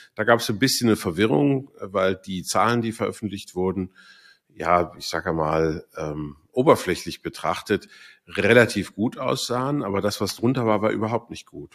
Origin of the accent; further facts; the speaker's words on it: Switzerland; Bei uns in der Schweiz